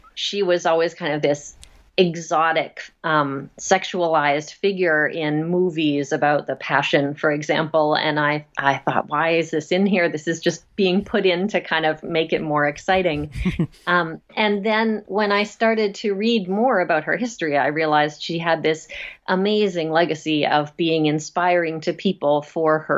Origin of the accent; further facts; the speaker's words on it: Nova Scotia, Canada; now in Massachusetts, United States; I grew up in Nova Scotia in Canada